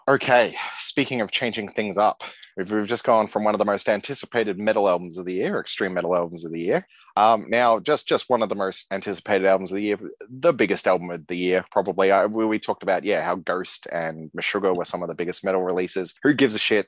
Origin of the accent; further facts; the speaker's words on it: Australia; I'm a dude from Australia